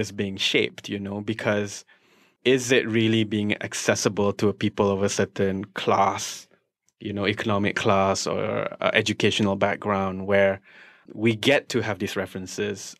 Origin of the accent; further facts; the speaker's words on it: Shah Alam, Selangor, Malaysia; English is a second language; I'm from Shah Alam